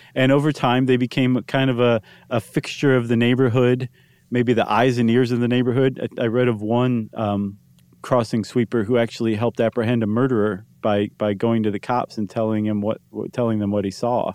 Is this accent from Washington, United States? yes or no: no; Toledo, Ohio, United States; growing up in Toledo